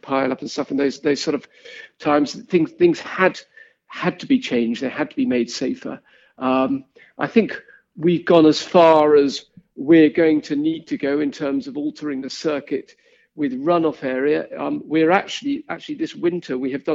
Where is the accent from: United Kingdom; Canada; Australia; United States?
United Kingdom; Kent, South East England; I grew up in Kent